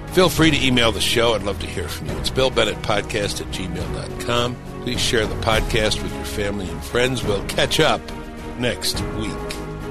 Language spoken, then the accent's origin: English; New York City, New York, United States; moved away; I was an Irish Catholic growing up in Brooklyn, New York